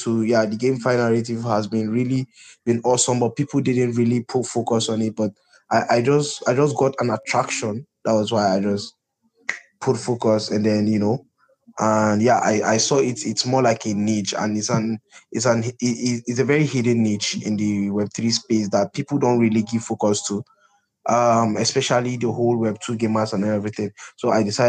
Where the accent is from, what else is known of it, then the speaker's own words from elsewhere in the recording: Kaduna State, Nigeria; also born or lived in Zaria; I'm from the north. I'm from Kaduna State